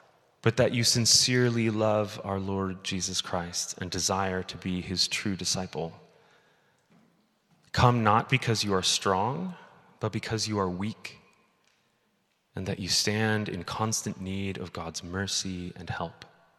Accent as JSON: {"language": "English", "region": "Midwest", "country": "United States", "tie": "born or raised there", "said": "the Covenant Church that I grew up in the Midwest."}